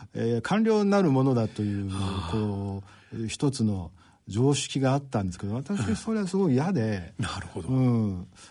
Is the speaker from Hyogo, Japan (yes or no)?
no; Okayama, Japan; moved away as an adult; also born or lived in Hokkaido; あの岡山県の岡山市ですで高校を卒業するまで、えー、18年をあの岡山にいました